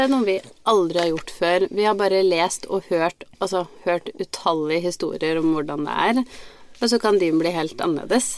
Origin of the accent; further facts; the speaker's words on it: Biri, Innlandet, Norway; moved away; vært eh, hjemme på Biri